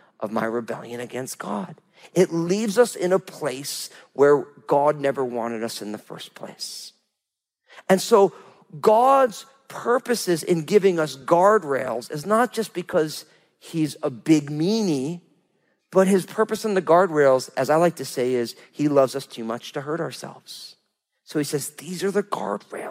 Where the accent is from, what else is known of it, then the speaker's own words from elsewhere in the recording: New Jersey, United States; I'm from New Jersey